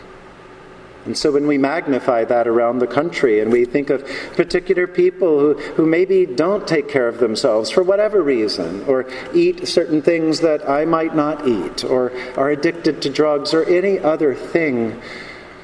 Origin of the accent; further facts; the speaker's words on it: the American South, United States; Growing up in this country, growing up in the American South